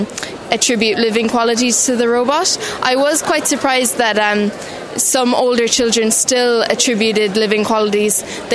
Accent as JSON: {"language": "English", "town": "Sculvera", "region": "County Cork", "country": "Ireland", "said": "I'm from Sculvera, Cork."}